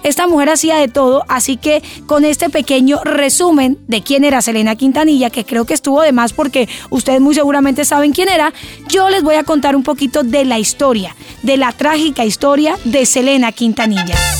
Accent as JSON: {"language": "Spanish", "country": "Colombia", "said": "soy de Colombia"}